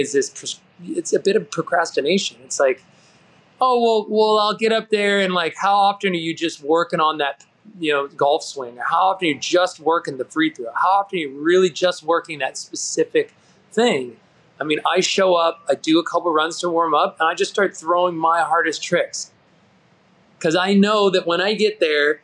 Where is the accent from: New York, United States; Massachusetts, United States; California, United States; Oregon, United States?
California, United States; San Diego; I grew up in Southern California near the beach